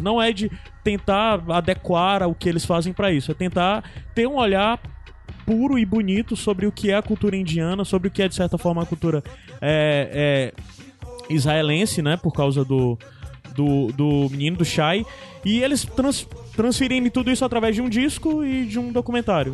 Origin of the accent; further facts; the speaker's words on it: Brazil; A gente é brasileiro, a gente tem as raízes africanas